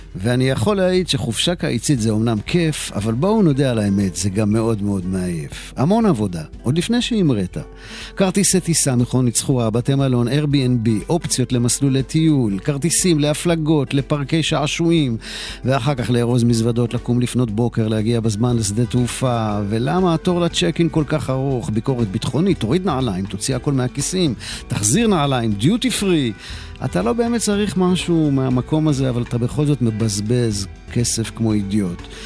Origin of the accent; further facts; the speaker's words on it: Jerusalem, Jerusalem District, Israel; אני יליד העיר ירושלים